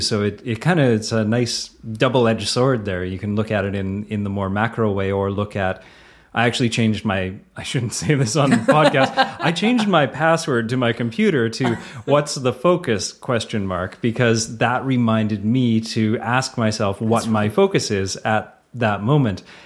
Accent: Canada; accent: Canadian; the Canadian accent

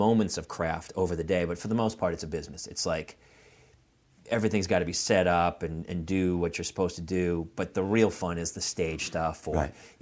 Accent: New Hampshire, United States; I'm from New Hampshire.

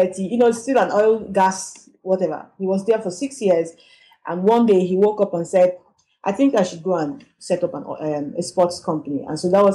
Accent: Port Harcourt, Rivers State, Nigeria; moved away as an adult; also born or lived in Lagos, Nigeria; now in Johannesburg, South Africa; I come from Port Harcourt in River State, and we in Nigeria

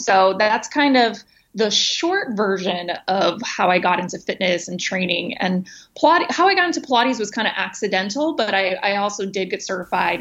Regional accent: East Coast, United States; moved away as an adult; also born or lived in New York; now in San Diego, United States; I'm from the East Coast originally

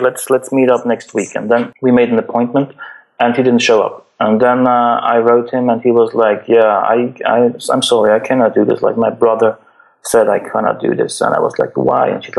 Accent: Switzerland; I'm from Switzerland. Like, it's the richest country in the world. Like, we don't have any real problems here in Switzerland

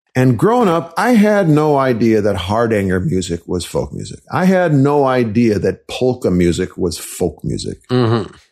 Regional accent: Wisconsin, United States; I was raised in Wisconsin

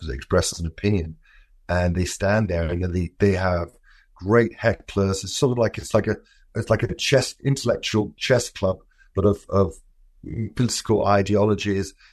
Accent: London, United Kingdom; I'm from London.

